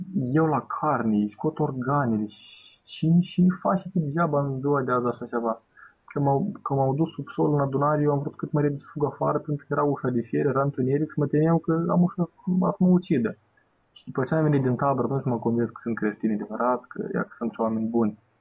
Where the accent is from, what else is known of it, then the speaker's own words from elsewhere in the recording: Bender, Transnistria, Moldova; m-am dus la Bender, în orașul meu natal